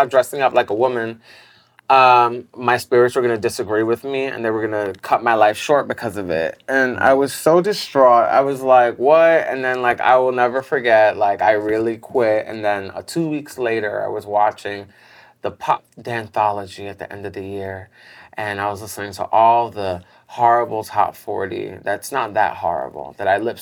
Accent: New York City, New York, United States; growing up in Bed-Stuy, was just really, like, all about hustling

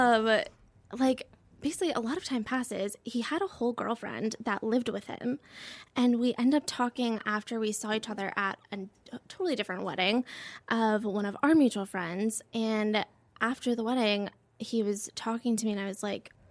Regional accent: Colorado, United States; now in Texas, United States; I grew up in Colorado

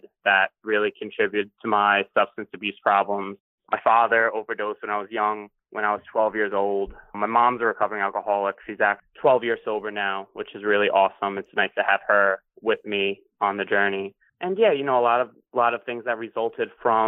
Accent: Long Island, New York, United States; moved away as an adult; also born or lived in England; now in Brooklyn, United States; I'm from Long Island, New York. I currently live in Brooklyn, New York

